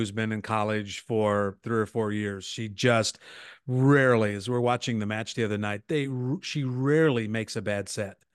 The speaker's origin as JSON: {"language": "English", "region": "Nebraska", "country": "United States", "tie": "born or raised there", "also_born_or_lived": "California", "moved": "as an adult", "said": "I grew up in Nebraska, but, and, uh, but came back here not long before you came to the university"}